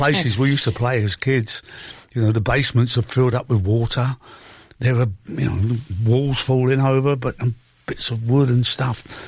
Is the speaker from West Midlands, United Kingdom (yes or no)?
no; London, United Kingdom; also born or lived in Chiswick / Acton; about 4 miles from where I grew up in Shepherd's Bush